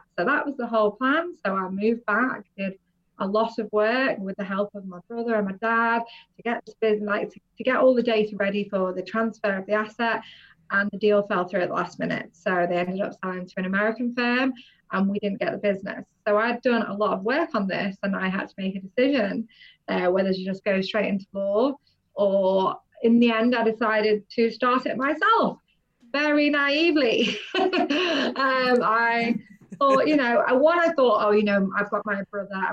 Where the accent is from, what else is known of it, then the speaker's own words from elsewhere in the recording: North West England, United Kingdom; moved away as an adult; also born or lived in London / Cayman Islands; I've always lived in the northwest of England, moved around a little bit that way